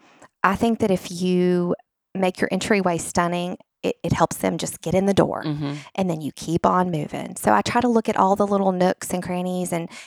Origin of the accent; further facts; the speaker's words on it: Nashville, Tennessee, United States; since I am from Nashville and my husband is born and we're both from Nashville, we're lifers, unicorns